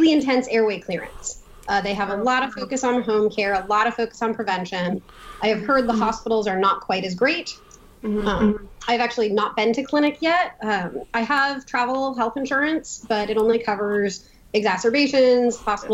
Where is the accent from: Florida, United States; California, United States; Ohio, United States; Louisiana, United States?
California, United States; San Francisco; moved away as an adult; also born or lived in New York City, United States; now in Haifa, Israel; I'm originally from San Francisco